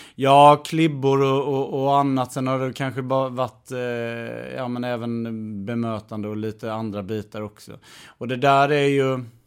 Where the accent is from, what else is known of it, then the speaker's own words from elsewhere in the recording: Värnamo, Jönköping County, Sweden; moved away; född och uppväxten i Värnamo